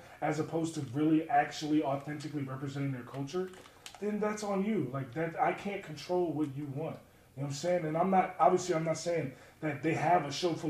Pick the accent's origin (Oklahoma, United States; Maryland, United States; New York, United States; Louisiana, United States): Maryland, United States; Baltimore; I grew up in Maryland, so as a kid, I used to go to MCW shows